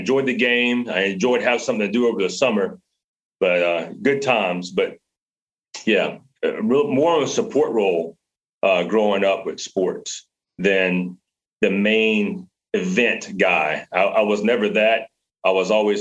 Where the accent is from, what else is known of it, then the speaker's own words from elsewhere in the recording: Baton Rouge, Louisiana, United States; moved away as an adult; I grew up in Louisiana, in the city of Louisiana, Baton Rouge, and I stayed there for most of until I was 18